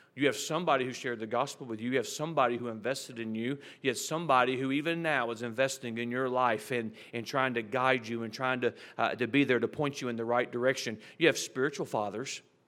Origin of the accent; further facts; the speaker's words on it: United States; As an American